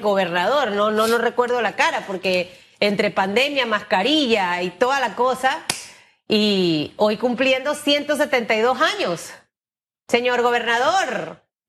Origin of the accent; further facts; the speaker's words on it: Chiriquí, Panama; yo soy de Chiriquí